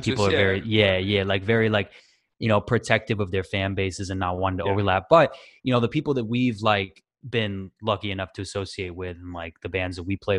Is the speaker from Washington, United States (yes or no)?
yes; Washington, United States; also born or lived in Tennessee / Connecticut; I'm originally from the West Coast, so I grew up in Washington and then bounced around.